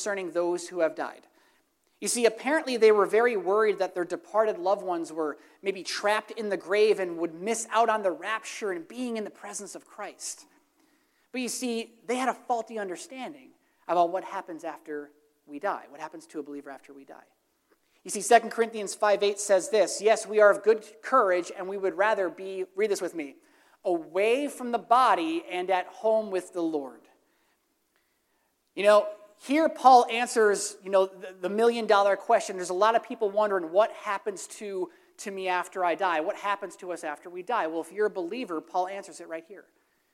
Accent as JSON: {"language": "English", "town": "Throop", "region": "Pennsylvania", "country": "United States", "said": "I'm from Troop, Pennsylvania. We deal with potholes"}